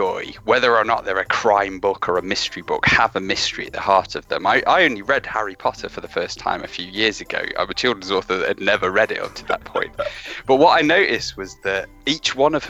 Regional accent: Derby, East Midlands, United Kingdom; I come from Derby, so I live in the Midlands. I live sort of on my way to Nottingham now

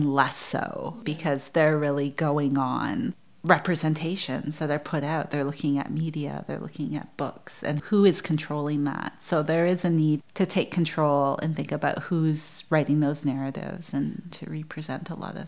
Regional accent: Canada; moved away as an adult; also born or lived in Brooklyn, United States; growing up in Canada

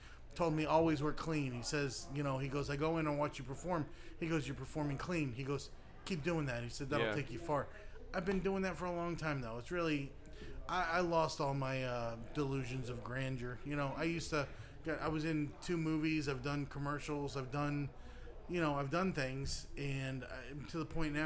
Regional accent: Tennessee, United States; moved away; I'm from Tennessee

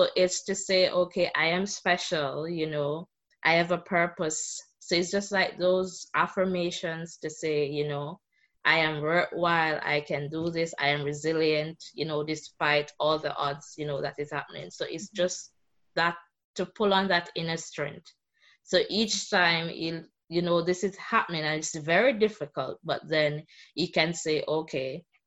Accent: Jamaica; I am from Jamaica

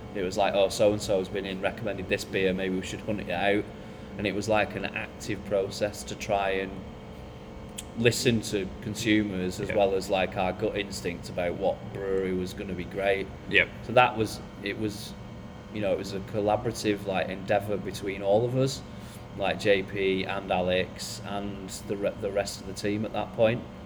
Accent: Bolton, North West England, United Kingdom; moved away as an adult; I'm from Bolton, so I wasn't that like, you know, well seasoned with like, you know, modern cultures and stuff like that because I'm just from a small town

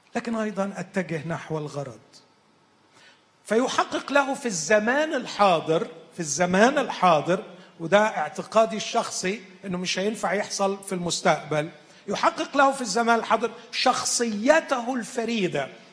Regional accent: Egypt; عندنا في مصر

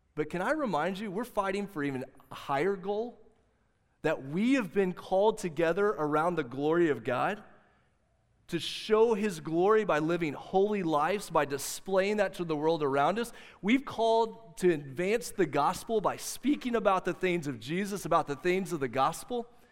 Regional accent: the South, United States; growing up in the South

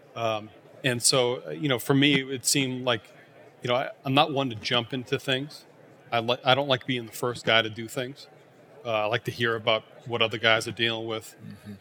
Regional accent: Rhode Island, United States; moved away as an adult; also born or lived in Syracuse, New York / Weston, Massachusetts; I grew up in Rhode Island

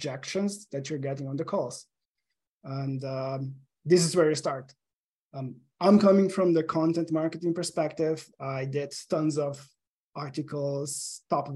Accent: Slovenia; English is a second language; also born or lived in Portugal; now in Seattle, United States; I'm originally from Slovenia. That you probably hear from my accent.

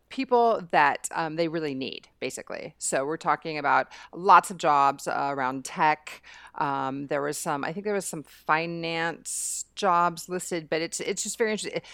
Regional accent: United States; moved away; being American

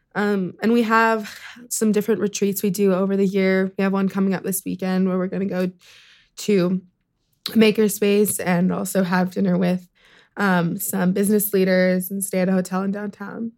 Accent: Sacramento, California, United States; moved away; I'm from Sacramento, California

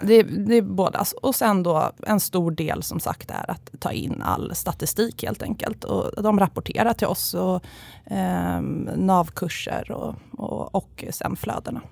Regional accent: Järfälla, Stockholm County, Sweden; also born or lived in Uppsala / Åre; jag är uppvuxen i Järfälla utanför Stockholm

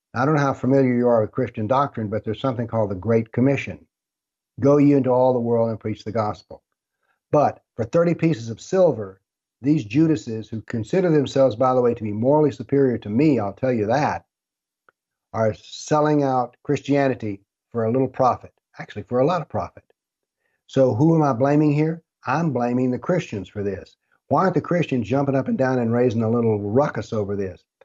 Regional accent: the South, United States; I'm from the South, and we have a saying down here

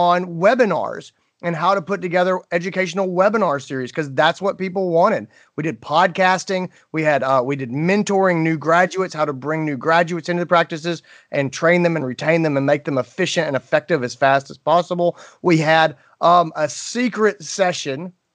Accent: North Carolina, United States; I grew up in North Carolina.

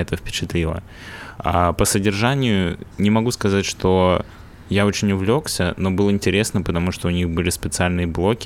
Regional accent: Russia; now in England, United Kingdom; я из России

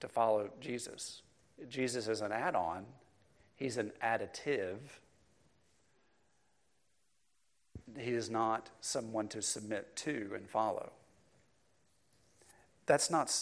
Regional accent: Cleveland, Mississippi, United States; I grew up in Cleveland, Mississippi, it's a rural community, the flat Mississippi Delta

